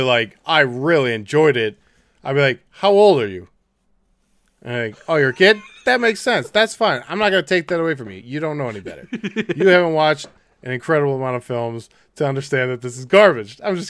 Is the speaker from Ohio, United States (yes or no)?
yes; Streetsboro, Ohio, United States; I'm from Streetsboro.